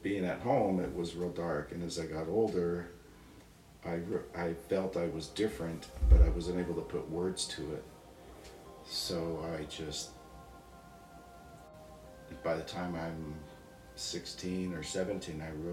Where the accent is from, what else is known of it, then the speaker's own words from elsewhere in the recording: Napa, California, United States; I was born in 1960 in Napa, California, and born into a religion and that just was our whole life